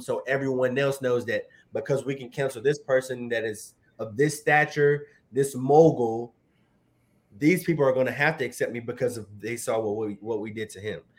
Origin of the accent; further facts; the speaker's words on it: Virginia, United States; I'm from Virginia